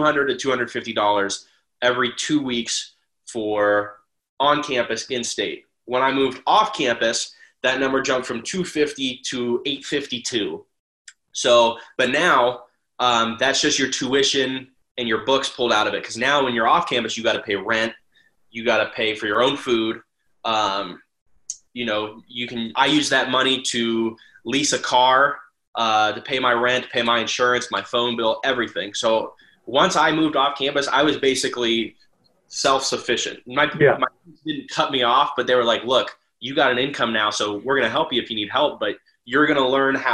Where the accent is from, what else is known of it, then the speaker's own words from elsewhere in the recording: Ohio, United States; I was in-state. So I'm from Ohio